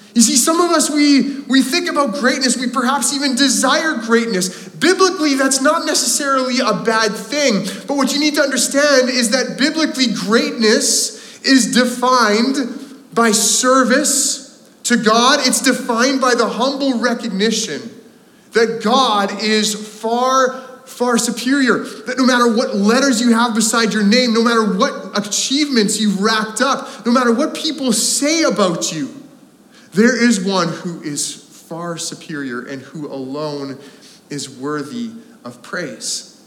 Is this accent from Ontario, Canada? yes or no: no; Landmark, Manitoba, Canada; now in North Vancouver, Canada; growing up in Landmark, Manitoba